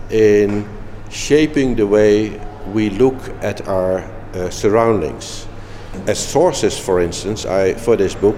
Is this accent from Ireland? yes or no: no; Netherlands; also born or lived in Eindhoven / Munich; I'm from the Netherlands, where in Eindhoven I am teaching and doing research